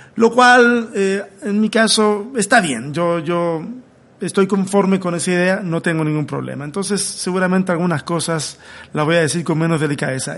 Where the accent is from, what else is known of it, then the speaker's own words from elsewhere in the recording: Chile; now in Mexico; Soy un chileno que está acá en México en un autoexilio